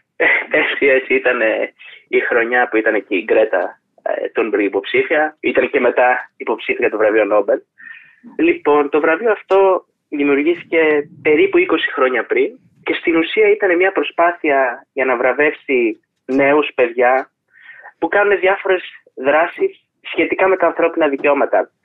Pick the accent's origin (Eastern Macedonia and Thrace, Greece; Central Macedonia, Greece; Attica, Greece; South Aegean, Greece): Central Macedonia, Greece; Thessaloniki; Είμαι από τη Θεσσαλονίκη